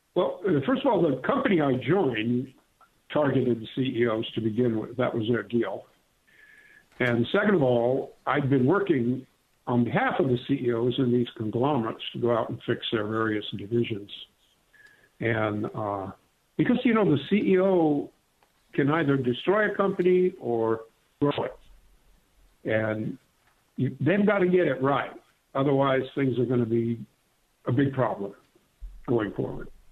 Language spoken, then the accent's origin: English; Clarkston, Michigan, United States; moved away as an adult; also born or lived in England; now in Long Beach, United States; I grew up in Michigan, in a little town called Clarkston, Michigan.